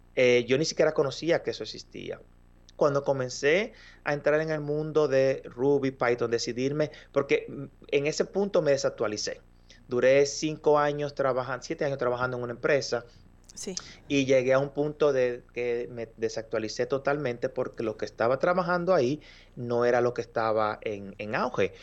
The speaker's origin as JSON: {"language": "Spanish", "country": "Dominican Republic", "moved": "as an adult", "lives_now": "Montreal, Canada", "said": "soy de República Dominicana, un país que se encuentra en el Caribe"}